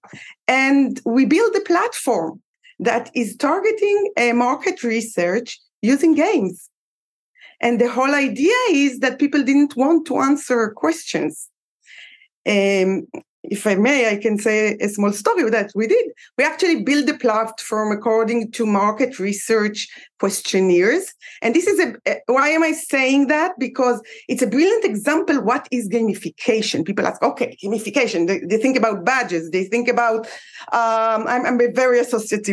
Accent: Israel; I'm from Israel.

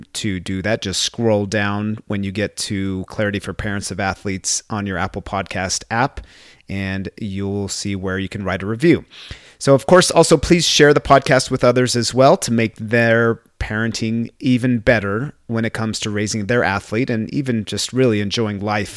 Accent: Brazil; now in United States; my home country of Brazil

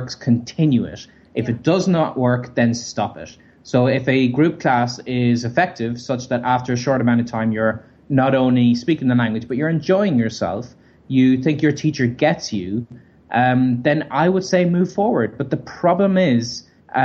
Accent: Ireland; moved away; also born or lived in Berlin; from Ireland.

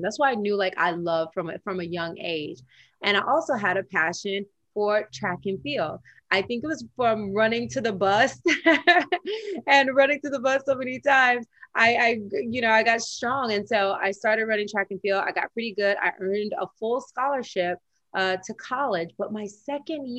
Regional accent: Tennessee, United States; When I was growing up in the South in Tennessee

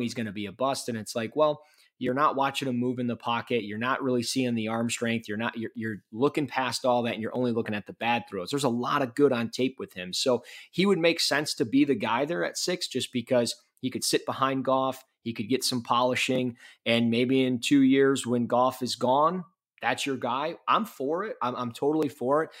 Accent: Michigan, United States; I'm from Michigan

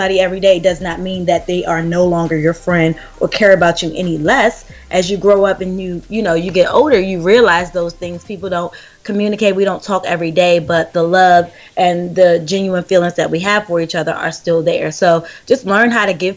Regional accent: Charles County, Southern Maryland, United States; I grew up on the outskirts of Washington, D.C. It's called Southern Maryland. We grew up in Charles County.

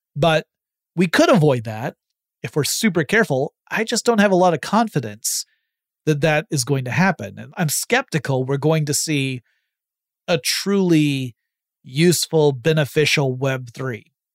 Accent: United States; I'm an American citizen

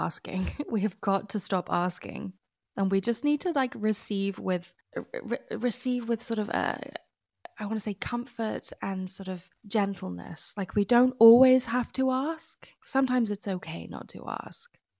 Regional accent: United Kingdom; as a British person

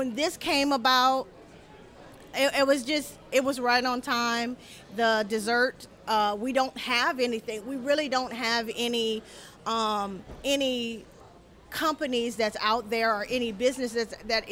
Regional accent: Abbeville, Louisiana, United States; which is my hometown, Abbeville

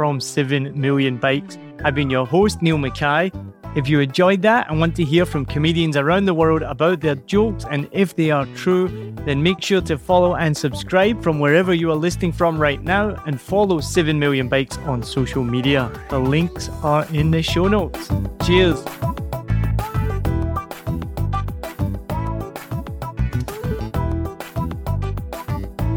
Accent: Glasgow, Scotland, United Kingdom; moved away; I'm not Irish, I'm Scottish

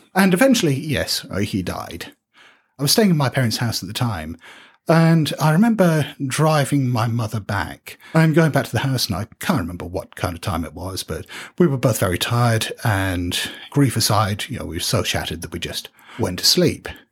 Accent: United Kingdom; we're British

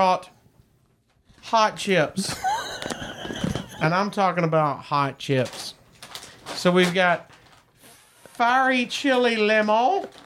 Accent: Chicago, Illinois, United States; I'm from Chicago.

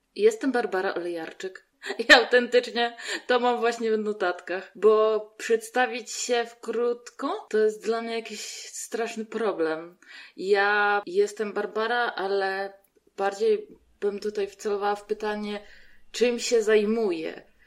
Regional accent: Radymno, Subcarpathian Voivodeship, Poland; now in Łódź, Poland; bo ja z Łodzi nie jestem. Ja pochodzę z Podkarpacia, z Radymna

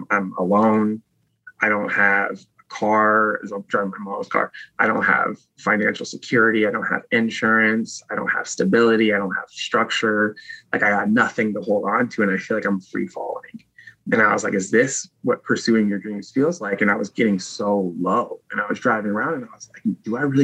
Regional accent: Virginia, United States; also born or lived in Oakland, California; I was driving from back home, and I moved from Oakland back to Virginia

